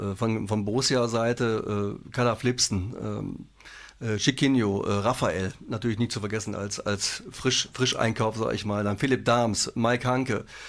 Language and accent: German; Wesel, North Rhine-Westphalia, Germany; Wir kommen aus Wesel ursprünglich, gebürtig.